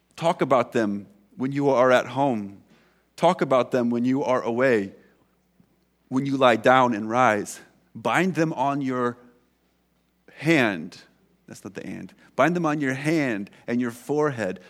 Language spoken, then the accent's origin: English; United States; now in Canada; I'm American